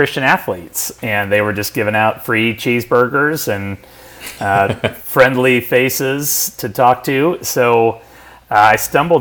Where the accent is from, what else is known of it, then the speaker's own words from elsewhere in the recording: San Francisco Bay Area, California, United States; I grew up here in the San Francisco Bay Area